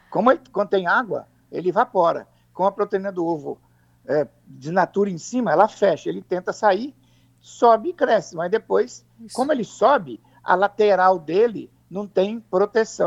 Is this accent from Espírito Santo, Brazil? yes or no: yes; Alegre, Espírito Santo, Brazil; o Principado do Alegre, onde eu nasci e fui criado